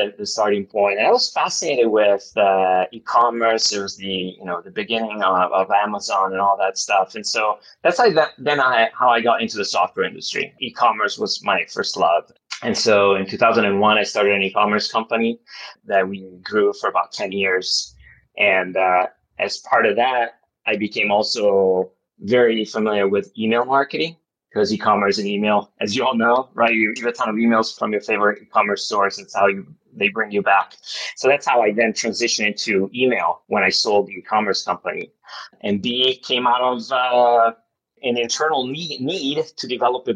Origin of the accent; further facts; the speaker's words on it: Milan, Lombardy, Italy; also born or lived in Los Angeles, United States; I grew up in Italy, in Milan